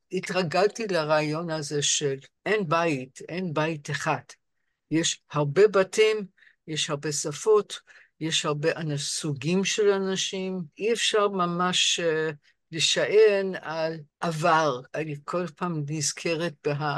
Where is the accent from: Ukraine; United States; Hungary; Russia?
United States; Rochester, New York; Hebrew is a second language; moved away as an adult; also born or lived in London, United Kingdom; now in Israel; ואני גדלתי בעיר בשם רוצ'סטר, ניו יורק